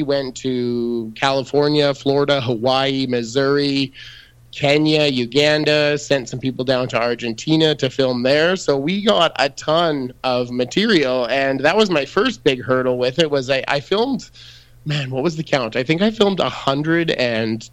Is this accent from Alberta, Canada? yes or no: yes; Red Deer, Alberta, Canada; I grew up in Red Deer, Alberta